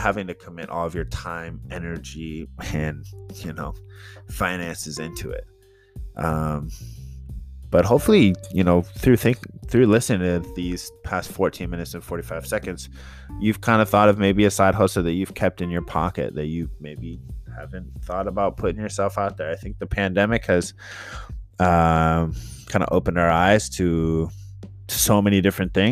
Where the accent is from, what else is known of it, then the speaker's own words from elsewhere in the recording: San Jose, California, United States; from South San Jose